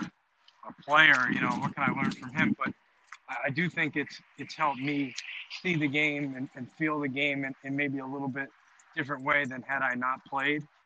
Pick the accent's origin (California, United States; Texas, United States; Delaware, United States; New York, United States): New York, United States; New York City; moved away as an adult; growing up in Queens